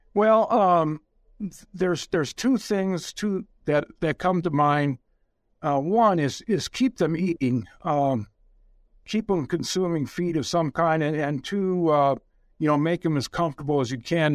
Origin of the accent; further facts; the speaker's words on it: about forty miles north of Detroit, Michigan, United States; I actually grew up in the slum area of Michigan